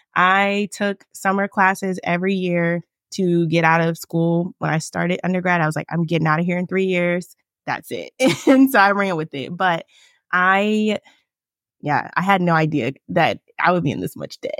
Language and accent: English; Richmond, Virginia, United States; also born or lived in Winchester, Virginia; I'm from Richmond, Virginia. I still live here